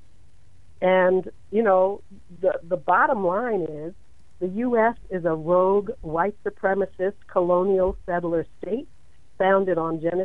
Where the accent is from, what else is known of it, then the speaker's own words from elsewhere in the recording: New York City, New York, United States; I was raised in New York